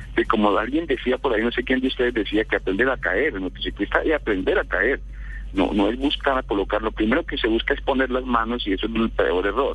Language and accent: Spanish; Bogotá, Bogotá Capital District, Colombia; moved away as an adult; also born or lived in Tolima; now in Manizales, Colombia; yo soy de Tolima, viví en Bogotá casi toda mi vida y hace cuatro años algo estamos radicados aquí en Manizales.